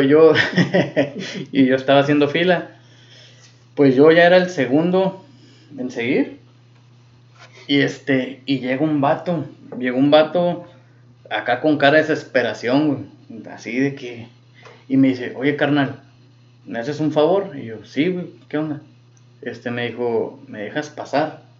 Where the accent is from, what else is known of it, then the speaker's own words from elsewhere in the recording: Mexico; uno como mexicano.